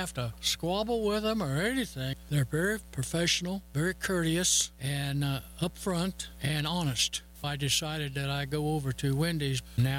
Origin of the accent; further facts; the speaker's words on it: Arapahoe, Oklahoma, United States; from Arapahoe, Oklahoma.